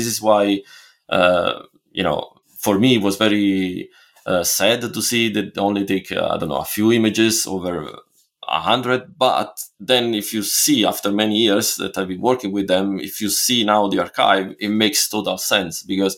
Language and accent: English; Italy; English is a second language; And it's still crazy in a way to think about it, because I'm from Italy, and why buy my images?